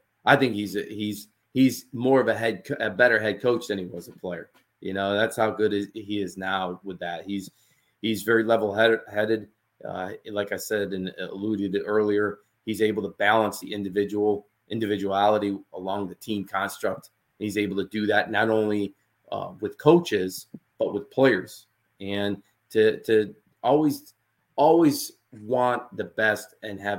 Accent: Utica, New York, United States; moved away as an adult; also born or lived in Hammond, Louisiana; my hometown is Utica, New York

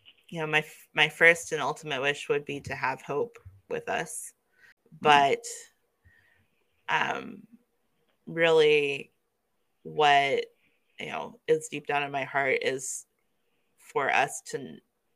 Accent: Kansas City, United States; moved away; also born or lived in New Mexico; I was growing up in Kansas City

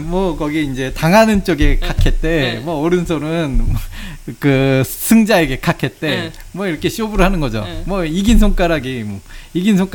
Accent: Seoul, South Korea; 그렇죠저는아무래도이제처음부터서울출신이었기때문에 아, 물론 제 어렸을 때 서울은 아무래도 좀 지금만큼 개발이 안 되던 시절이긴 했지만

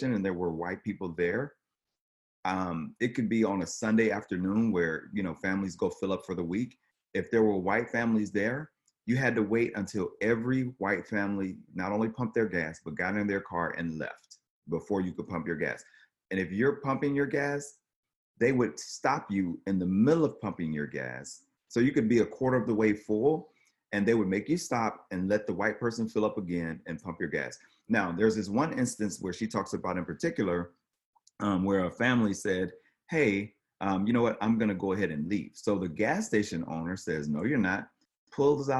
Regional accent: the South, United States; growing up in the South

